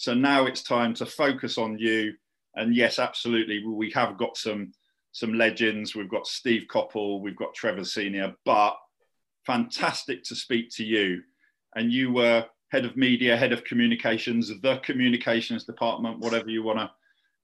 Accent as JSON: {"language": "English", "town": "Reading", "region": "South East England", "country": "United Kingdom", "tie": "born or raised there", "said": "I was born in two hospitals in Reading"}